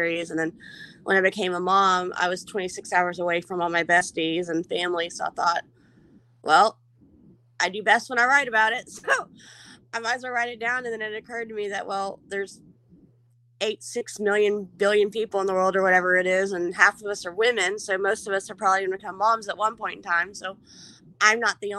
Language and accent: English; Houston, Texas, United States; now in Louisiana, United States; I was born in 1978 in Houston. I'm a Texas girl, even though I live in Louisiana